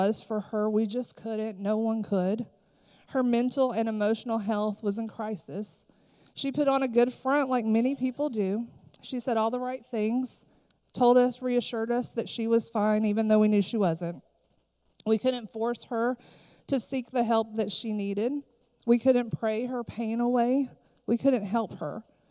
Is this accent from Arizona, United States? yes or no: no; Harlan County, Kentucky, United States; I am originally from Harlan County, Kentucky